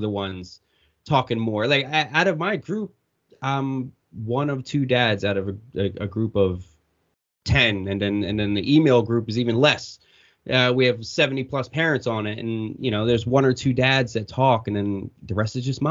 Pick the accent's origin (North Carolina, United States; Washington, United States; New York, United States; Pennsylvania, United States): Pennsylvania, United States; Warminster; also born or lived in Horsham, Pennsylvania; I lived in Bucks County for 20 years. I grew up in Warminster